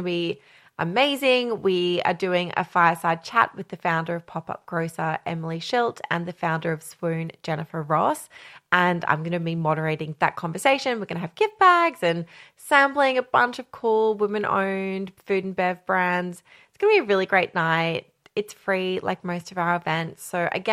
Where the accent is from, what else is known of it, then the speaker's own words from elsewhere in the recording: Australia; I'm Australian